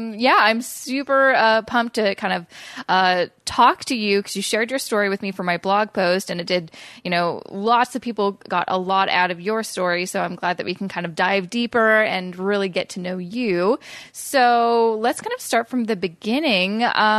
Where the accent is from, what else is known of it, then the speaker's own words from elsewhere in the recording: Coquitlam, British Columbia, Canada; moved away as an adult; also born or lived in Vancouver; now in Toronto, Canada; I'm from Coquitlam originally, but I moved to Vancouver after I graduated university and, you know, moved out of my parents' place and just living in the city.